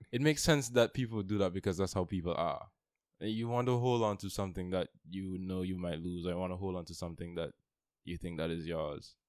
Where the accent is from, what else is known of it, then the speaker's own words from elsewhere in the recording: St. Lucia; now in Antigua; I'm originally from Saint Lucia